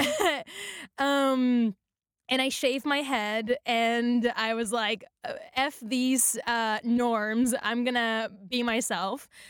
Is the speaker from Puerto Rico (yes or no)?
yes; Puerto Rico; moved away as an adult; now in Los Angeles, United States; when I first came to Los Angeles, I'm from Puerto Rico, I speak Spanish, I'm Latina